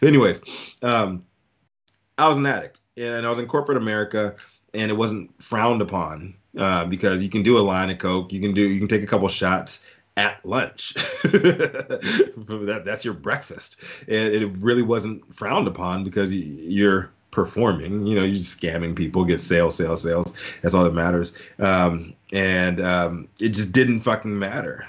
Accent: Fluvanna County, near Charlottesville, Virginia, United States; also born or lived in Fort Belvoir, Virginia / Germany; back to Virginia, Fluvanna County, Virginia, right outside of, uh, Charlottesville, uh, Virginia

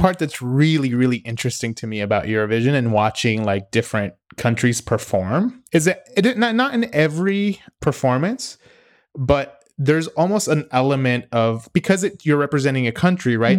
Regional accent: United States; as a American

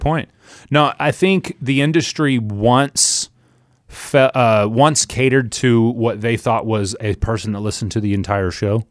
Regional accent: Oklahoma City, Oklahoma, United States; moved away; I was born and raised in Oklahoma City

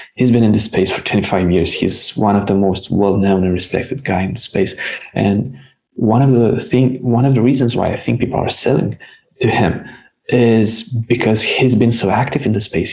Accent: Romania; we're from Romania

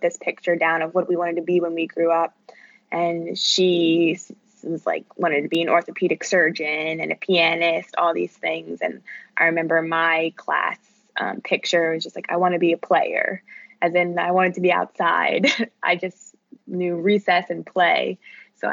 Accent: outside of Philadelphia, Pennsylvania, United States; I grew up just 30 minutes outside of Philadelphia.

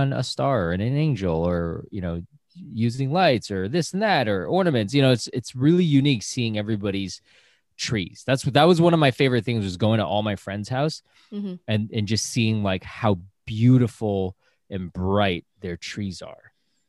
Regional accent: United States; Yeah, because I grew up in America. So I only had my parents, and you know, instead of giving me red envelopes, they just gave me presents under the tree.

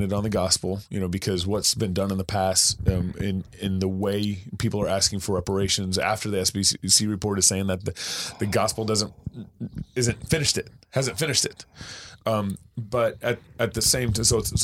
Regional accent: Texas, United States; I grew up in Texas

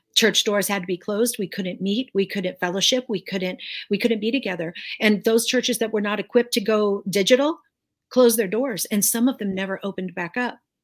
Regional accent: United States; I'm an American. and I'm a citizen of the United States. I love my country

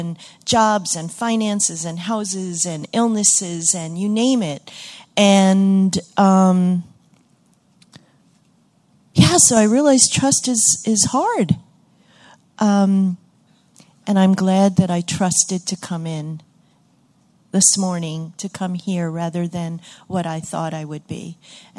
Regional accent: Great Barrington, Massachusetts, United States; I'm from Great Barrington, Massachusetts

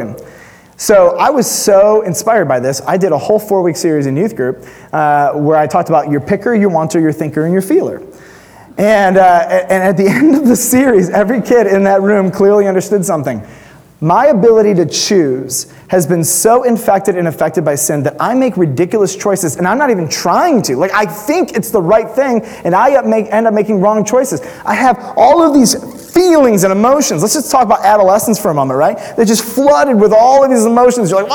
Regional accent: United States; as an American Western Christian

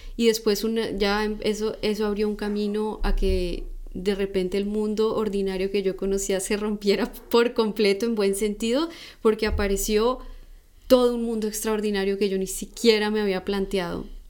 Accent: Colombia; yo soy de Colombia

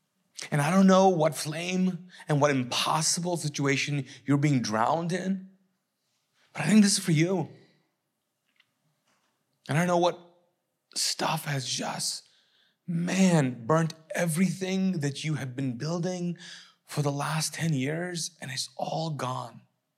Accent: Kuwait; moved away; I don't have anything to go back to because I came from Kuwait, which was war-torn.

